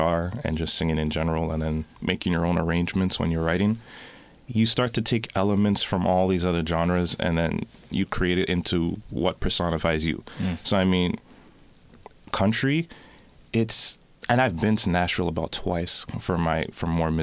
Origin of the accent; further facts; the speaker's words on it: Toronto, Ontario, Canada; I am from Scarborough. I've been there all my life. I started off in Markham and Eglinton.